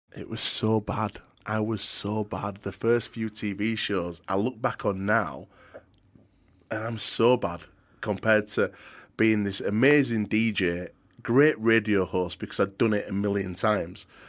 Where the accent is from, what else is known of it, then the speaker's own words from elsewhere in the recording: Yorkshire and the Humber, United Kingdom; accent: very thick Yorkshire; I've got a very thick Yorkshire accent. I'm a proper Yorkshire lad.